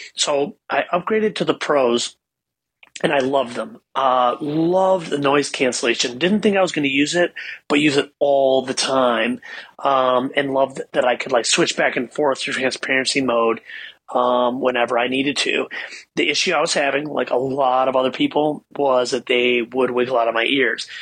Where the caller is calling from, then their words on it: Ann Arbor, Michigan, United States; I'm calling you from Ann Arbor